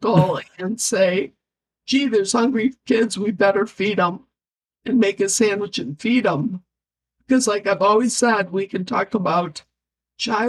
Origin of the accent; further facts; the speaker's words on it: Grand Rapids, Michigan, United States; I was born in Grand Rapids, raised here, lived on the North End my whole life.